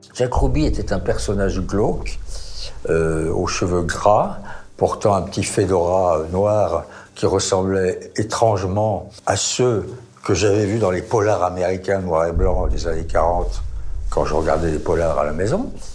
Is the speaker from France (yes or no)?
yes; France; je suis français.